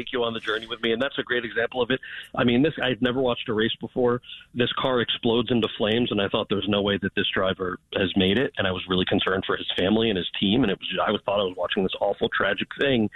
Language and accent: English; outside of New York City, United States; I grew up outside of New York City